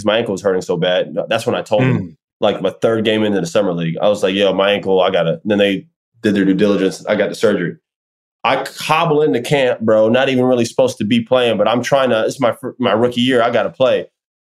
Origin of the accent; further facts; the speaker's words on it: Orlando, Florida, United States; I grew up in Orlando and I've grown up my whole life pretty much for the most part in Orlando.